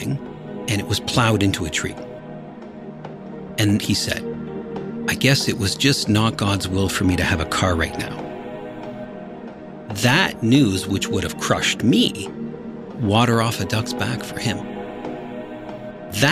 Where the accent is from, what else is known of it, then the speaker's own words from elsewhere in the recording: Kitchener, Ontario, Canada; I was born in Kitchener, Ontario, a suburb about 1 hour south of Toronto